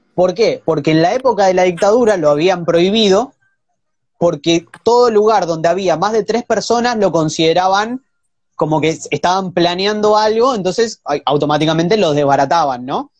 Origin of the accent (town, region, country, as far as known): Argentina